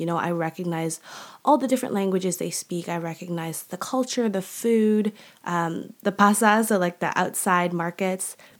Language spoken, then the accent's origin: English; Canada; also born or lived in Malaysia; I'm Canadian. That's a huge part of my identity. Um, but also a huge part of my heart is also Malaysia.